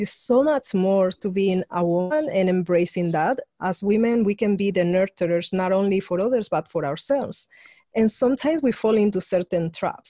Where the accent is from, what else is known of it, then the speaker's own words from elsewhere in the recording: Spain; I grew up in Spain, being a woman in a very conservative regime